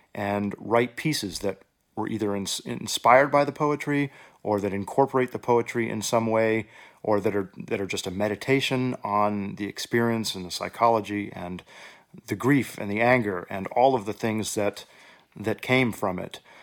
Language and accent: English; Houston, Texas, United States; now in Oregon, United States; growing up in Houston, I had a tremendous presence of music in my public schools.